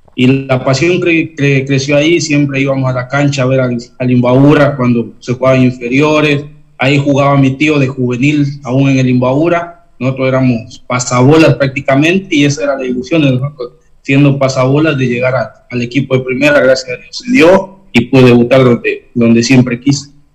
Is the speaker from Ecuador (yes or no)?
yes; Cotacachi, Imbabura, Ecuador; also born or lived in Intag, Imbabura; yo soy nacido en un, pueblo que se llama Inta, que está en Imbabura. Eh, crecí en, en Cotacachi con, con mis padres